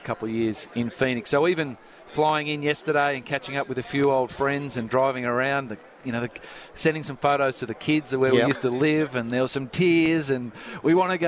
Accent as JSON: {"language": "English", "country": "Australia", "moved": "as an adult", "said": "being Australian"}